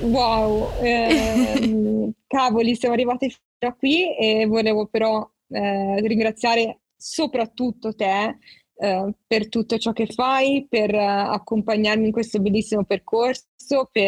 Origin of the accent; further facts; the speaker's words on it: Maglie, Apulia, Italy; ho 21 anni, sono di Maglie in provincia di Lecce